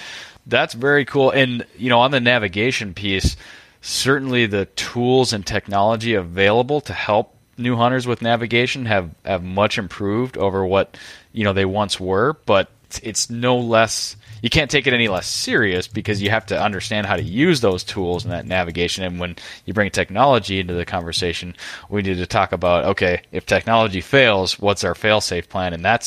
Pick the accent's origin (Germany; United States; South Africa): United States; Minnesota; I just can't help myself as a Minnesotan, Mark.